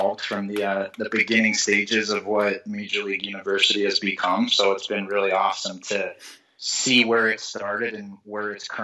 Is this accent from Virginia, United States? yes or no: no; Huntington Beach, California, United States; also born or lived in Massachusetts; I grew up in Huntington Beach, California. Went to Huntington Beach High School